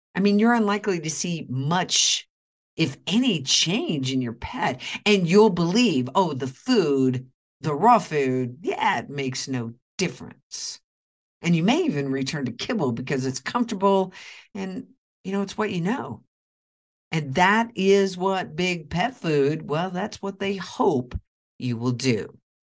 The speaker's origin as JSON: {"language": "English", "region": "Oklahoma", "country": "United States", "tie": "born or raised there", "moved": "yes", "said": "my hometown of Oklahoma"}